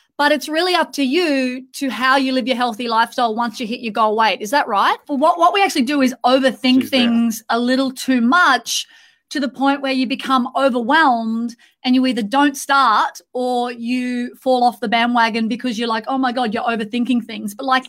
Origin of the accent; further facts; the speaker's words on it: Australia; now in Dubai, United Arab Emirates; We're in Dubai at the moment, so we're missing an Australian accent, so Abby, we feel like we're at homesick.